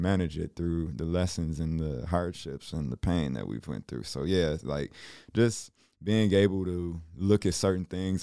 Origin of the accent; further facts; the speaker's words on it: Chicago, Illinois, United States; growing up in Chicago